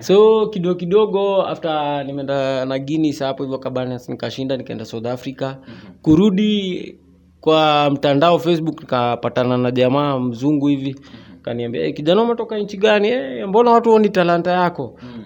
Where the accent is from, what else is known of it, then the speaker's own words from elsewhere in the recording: Nanyuki, Laikipia County, Kenya; now in Nairobi, Kenya; nimezaliwa mji wa nanyuki mm-hmm. ya kule nanyuki kule baridi kule huko ndio nimezaliwa so ya nikaja hapa hivi nairobi